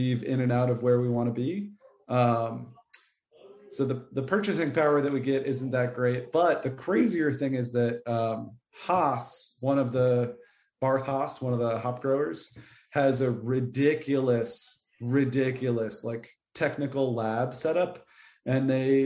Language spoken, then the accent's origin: English; New England, United States; now in North Carolina, United States; I grew up in New England